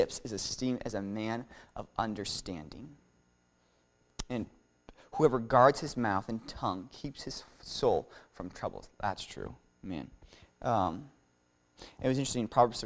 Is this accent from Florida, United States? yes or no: yes; Florida, United States; I'm from Florida